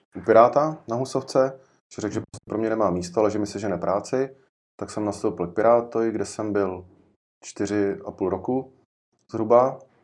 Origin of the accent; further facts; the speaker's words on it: Jičín, Hradec Králové Region, Czechia; pocházím z Čína